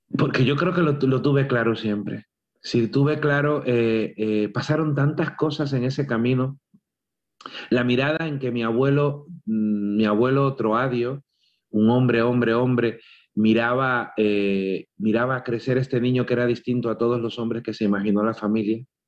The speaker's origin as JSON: {"language": "Spanish", "country": "Cuba", "tie": "born or raised there", "moved": "yes", "said": "cuando yo me fui de Cuba, el fin no fue cuando dejé mi casa"}